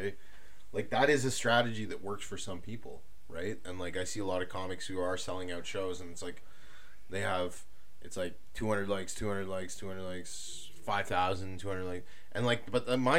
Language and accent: English; Toronto, Ontario, Canada; I'm from Toronto